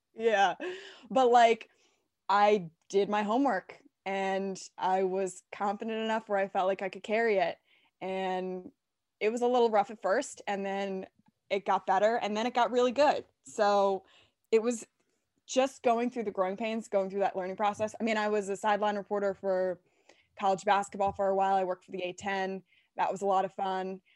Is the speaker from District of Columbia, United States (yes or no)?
yes; Washington, District of Columbia, United States; moved away; I'm from D C, I'm a Nats fan